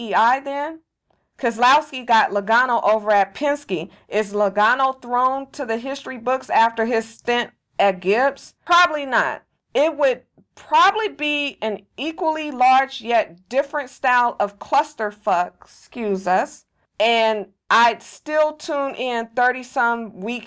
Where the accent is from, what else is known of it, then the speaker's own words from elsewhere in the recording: California, United States; I'm from California, and I say you guys